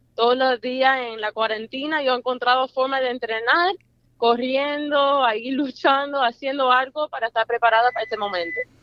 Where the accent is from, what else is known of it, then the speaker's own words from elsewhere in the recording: Miami, Florida, United States; yo nací en Miami